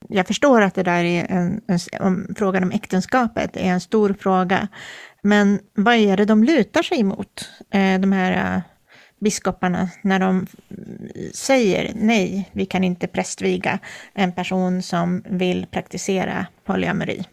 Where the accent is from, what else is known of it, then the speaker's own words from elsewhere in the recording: Sweden; jag är svensk och uppvuxen i ett eh, samhälle baserat på den kristna tron